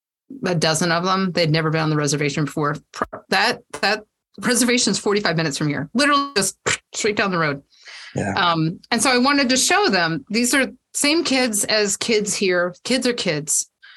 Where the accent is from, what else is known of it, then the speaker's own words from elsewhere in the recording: Georgia, United States; also born or lived in South Carolina; I mean, I grew up in Georgia, South Carolina. I've been Virginia, all over the place.